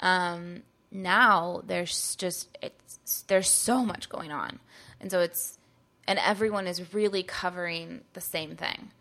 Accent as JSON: {"language": "English", "region": "Northern California", "country": "United States", "also_born_or_lived": "New York / Los Angeles", "moved": "as an adult", "said": "I'm from Northern California"}